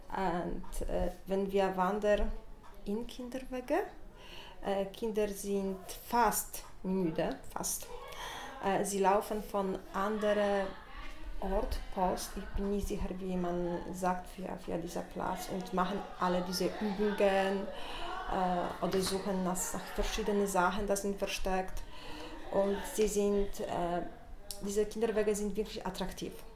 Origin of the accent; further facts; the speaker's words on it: Poland; moved away as an adult; now in Switzerland; ich bin aus Polen und seit drei Jahren